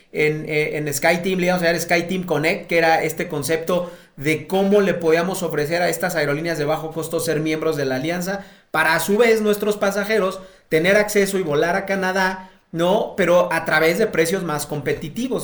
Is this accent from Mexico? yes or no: yes; Mexico